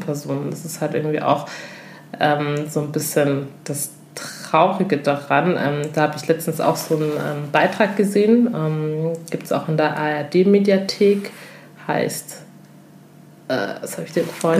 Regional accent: Germany; wir als afrodeutsche Frauen

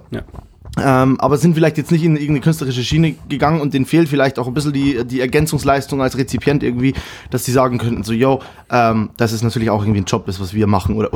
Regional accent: Kelheim, Bavaria, Germany; Ich komme, äh, Kehlheim hat 18.000 und das Dorf, wo ich ursprünglich herkomme, ist Illerstein. Das sind, kann das längste Dorf Bayerns übrigens.

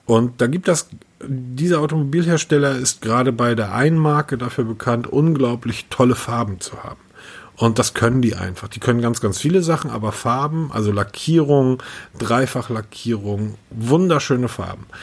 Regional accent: Hamburg, Germany; ich bin Hamburger

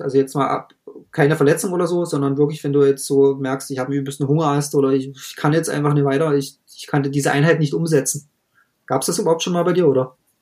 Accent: Germany; bei uns in Deutschland

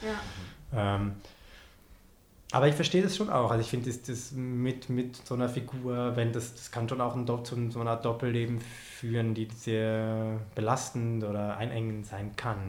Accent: Switzerland; ich als äh, Schweizer

